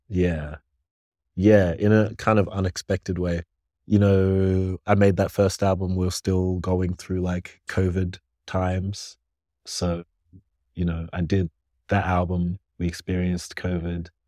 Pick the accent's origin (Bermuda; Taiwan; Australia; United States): Australia; Canberra, Australian Capital Territory; also born or lived in Ghana; growing up in Canberra, quiet